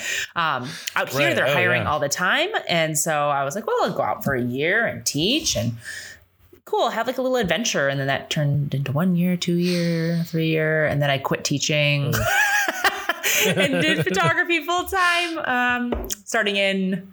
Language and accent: English; Michigan, United States; moved away as an adult; now in Maui, United States; I'm originally from Michigan.